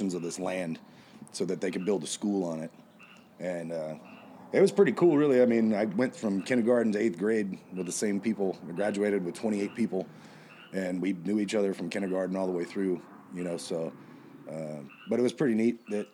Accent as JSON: {"language": "English", "town": "Tulare", "region": "California", "country": "United States", "tie": "born or raised there", "said": "I was born in Tulare, California"}